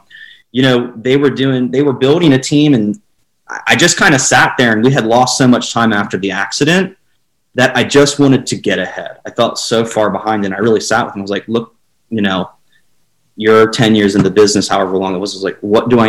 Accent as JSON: {"language": "English", "area": "Lancaster County", "region": "Pennsylvania", "country": "United States", "tie": "born or raised there", "moved": "as an adult", "lives_now": "St. Augustine, United States", "said": "I was born and raised in Lancaster County, Pennsylvania"}